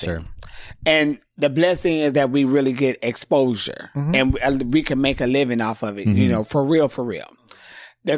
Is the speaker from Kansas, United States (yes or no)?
no; San Diego, California, United States; moved away as an adult; now in Los Angeles, United States; growing up in San Diego doing drag